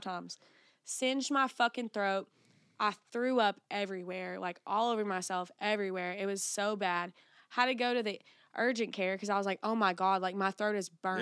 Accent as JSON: {"language": "English", "region": "the Bible Belt", "country": "United States", "said": "I'm from the Bible Belt"}